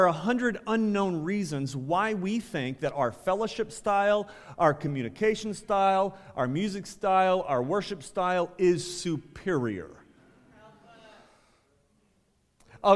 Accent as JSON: {"language": "English", "region": "Ohio", "country": "United States", "said": "I think I'm from Ohio."}